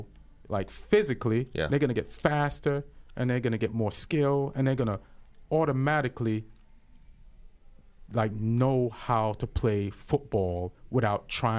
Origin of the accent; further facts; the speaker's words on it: England, United Kingdom; I grew up in England. There was drinks there in the house.